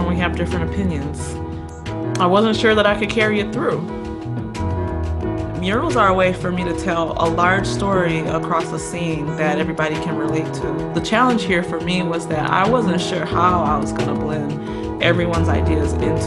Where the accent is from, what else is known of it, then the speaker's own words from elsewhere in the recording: Milwaukee, Wisconsin, United States; it was done in my hometown